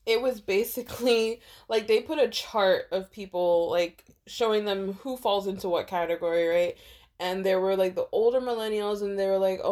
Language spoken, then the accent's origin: English; United States; I'm American